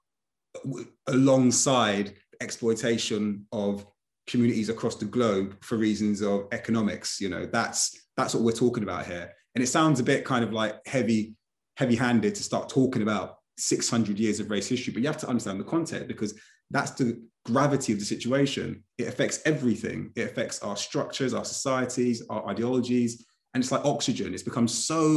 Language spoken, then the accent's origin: English; United Kingdom; I was born here, so I'm fully British